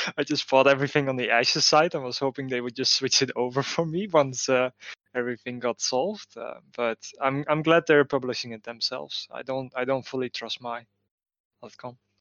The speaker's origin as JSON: {"language": "English", "country": "Netherlands", "said": "I'm from the Netherlands"}